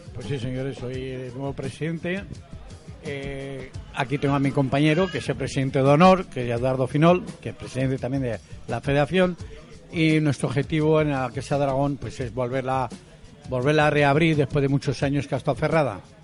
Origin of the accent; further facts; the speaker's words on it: Aragon, Spain; now in Alicante, Spain; yo soy maño